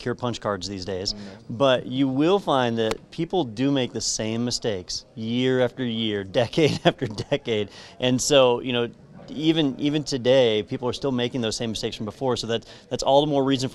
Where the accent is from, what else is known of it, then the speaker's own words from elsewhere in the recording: Florida, United States; we're from Florida